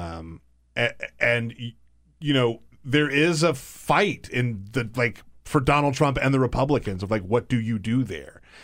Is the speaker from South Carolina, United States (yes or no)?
yes; South Carolina, United States; moved away; I grew up in the South. I grew up in South Carolina.